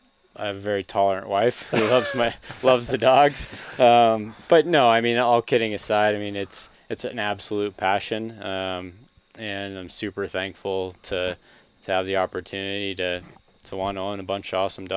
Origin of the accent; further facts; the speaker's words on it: United States; I grew up on the Mississippi